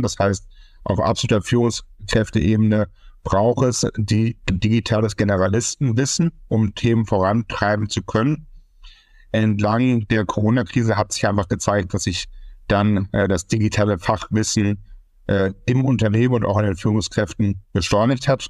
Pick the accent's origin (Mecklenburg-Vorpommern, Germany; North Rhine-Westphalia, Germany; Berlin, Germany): North Rhine-Westphalia, Germany; Münster; gebürtig aus Münster, Westfalen